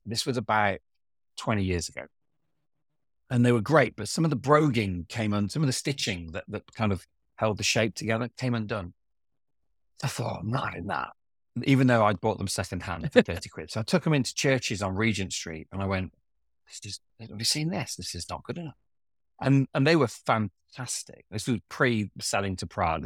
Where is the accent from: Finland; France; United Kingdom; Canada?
United Kingdom; Hinckley, East Midlands; I grew up in Hinckley